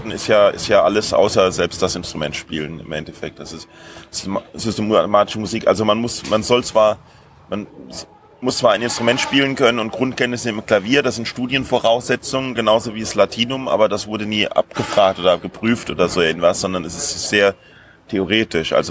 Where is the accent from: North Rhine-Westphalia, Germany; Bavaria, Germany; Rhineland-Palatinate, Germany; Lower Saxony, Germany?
Rhineland-Palatinate, Germany; Nee, nee, ich komme aus der, aus, ursprünglich komme ich aus der Hinterpfalz, ganz, ganz lange her.